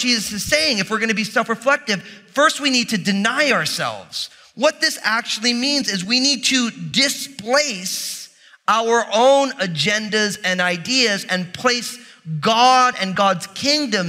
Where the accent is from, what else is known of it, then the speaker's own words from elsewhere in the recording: New Jersey, United States; I'm from New Jersey